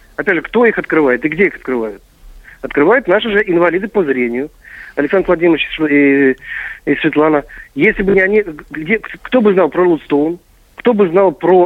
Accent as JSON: {"language": "Russian", "region": "Kursk Oblast", "country": "Russia", "said": "для нашего региона Курского"}